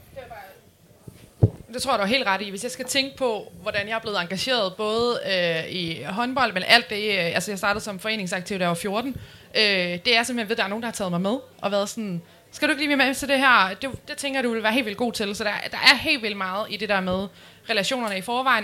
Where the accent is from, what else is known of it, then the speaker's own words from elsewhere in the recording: Nyborg, Southern Denmark, Denmark; moved away as an adult; now in Aarhus, Denmark; jeg skulle flytte fra, fra Nyborg, hvor jeg er fra, øh, til Aarhus